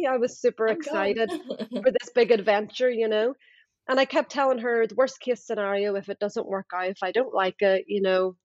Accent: Northern Ireland, United Kingdom; moved away as an adult; also born or lived in Dubai; I'm originally from Northern Ireland, and I left 20 years ago.

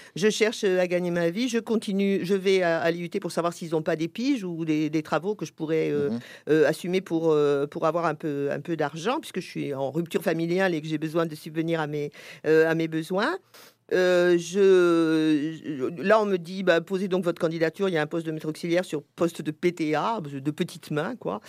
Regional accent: Paris, Île-de-France, France; je suis parisienne

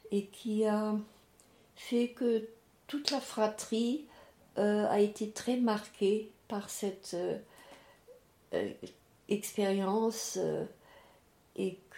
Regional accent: Strasbourg, Grand Est, France; je suis née en 36 et en 40, euh, nous habitions, mes parents et euh, mes, ma grande sœur, mon grand frère et ma petite sœur, à Cronenbourg

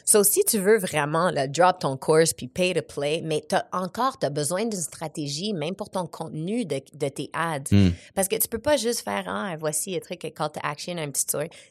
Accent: Montreal, Quebec, Canada; also born or lived in Casablanca, Morocco; J'étais au Maroc, à Casablanca, avec un père biologique que je ne connais pas. ma mère, elle m'a eu à 21 ans. Ensuite, je suis arrivée à Montréal

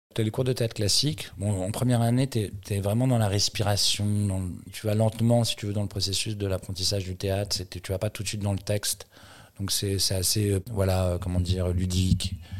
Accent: Paris, Île-de-France, France; j'ai grandi à Paris

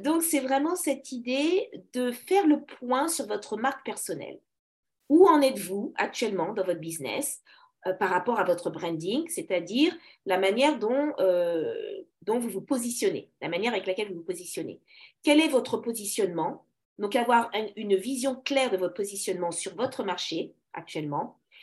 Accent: Paris, Île-de-France, France; je suis née à Paris, une vraie Parisienne, donc d'origine congolaise

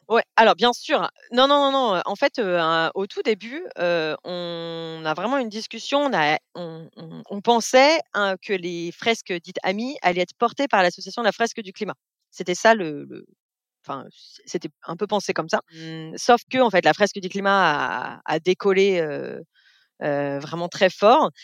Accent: Beaujolais, Auvergne-Rhône-Alpes, France; j'ai vécu toute mon enfance dans le Beaujolais, donc autant dire loin de la mer, dans la région lyonnaise

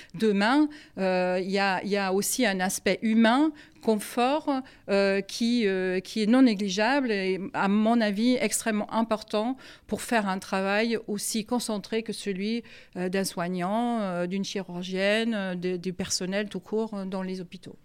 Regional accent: Germany; French is a second language; now in France; je suis allemande d'origine

